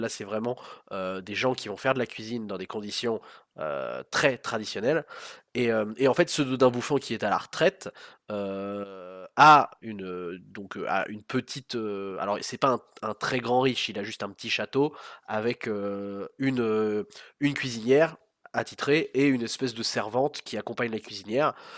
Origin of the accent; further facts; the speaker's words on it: France; nous on a en tant que Français